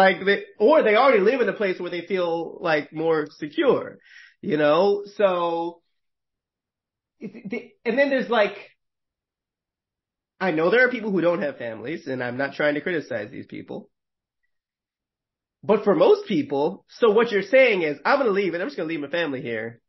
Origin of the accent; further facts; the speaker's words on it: Northeast, United States; I'm from the Northeast